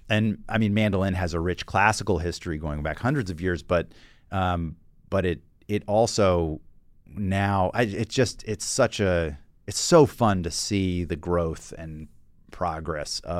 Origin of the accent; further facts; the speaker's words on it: the South, United States; I got into that music because growing up in the South, I was a little bit of like an an you know an angsty uh, adolescent